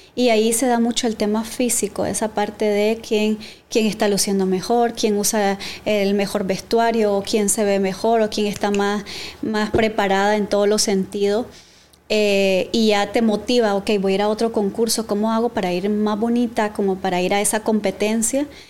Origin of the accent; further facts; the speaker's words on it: Matagalpa, Nicaragua; soy de Matagalpa